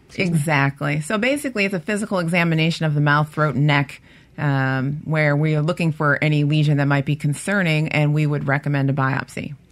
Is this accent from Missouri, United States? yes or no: no; Cleveland, Ohio, United States; now in Mississippi, United States; from Cleveland, Ohio. Originally, I am